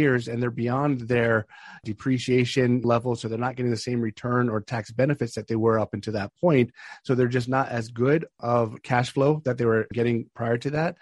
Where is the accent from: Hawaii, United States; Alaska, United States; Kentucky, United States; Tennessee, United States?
Hawaii, United States; moved away as an adult; also born or lived in Northern Virginia; now in Ashburn, United States; I'm from Hawaii originally, born and raised, started my real estate investing career out there